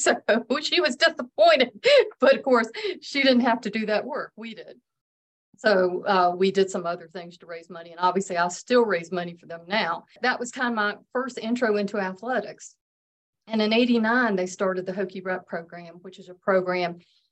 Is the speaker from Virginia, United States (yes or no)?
yes; Hot Springs, Virginia, United States; Well, I grew up in Hot Springs, Virginia, which is a little rural community that has the Homestead Hotel.